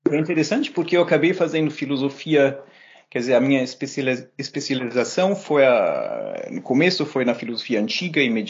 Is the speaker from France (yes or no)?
no; Germany; also born or lived in Brazil; now in Montreal, Canada; eu passei a minha infância entre a Alemanha e o Brasil. Então, eu nasci na Alemanha, mas meus pais, os dois, são brasileiros